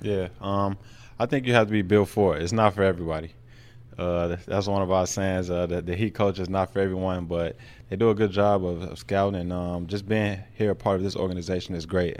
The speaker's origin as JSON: {"language": "English", "country": "United States", "said": "being American"}